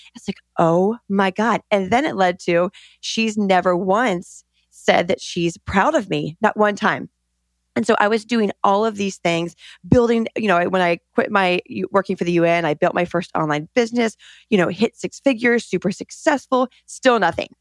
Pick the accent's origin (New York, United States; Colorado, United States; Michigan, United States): Colorado, United States; I grew up in Colorado in the mountains, middle of nowhere